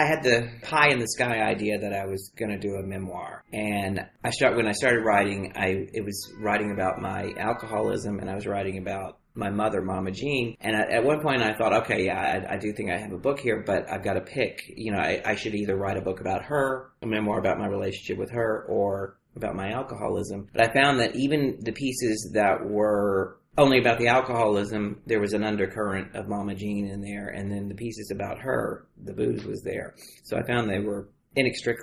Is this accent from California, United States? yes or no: no; Beaumont, Texas, United States; moved away; in Beaumont, Texas, little old flat as a flitter, hot and steamy, oil refinery capital, Beaumont, Texas.